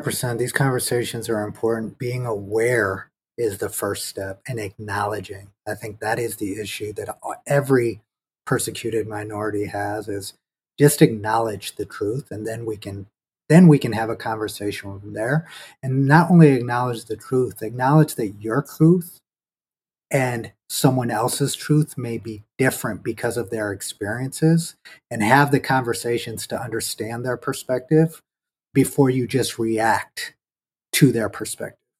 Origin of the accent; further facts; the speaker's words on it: United States; as Indian Americans